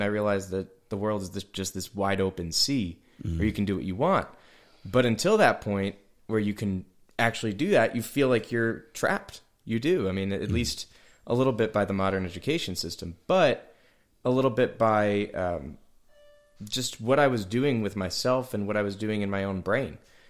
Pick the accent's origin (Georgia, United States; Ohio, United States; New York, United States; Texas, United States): New York, United States; Hamburg; also born or lived in Amherst, New York; now in Nashville, United States; I was born in technically up in Amherst. Amherst, okay. Sure. I grew up in Hamburg